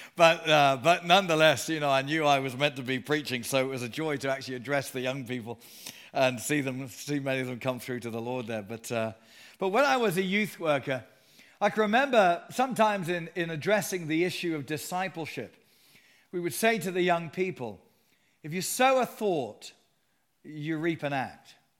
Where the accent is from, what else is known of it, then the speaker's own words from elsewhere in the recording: Sutton, London, United Kingdom; also born or lived in Surrey; I was born and raised in Surrey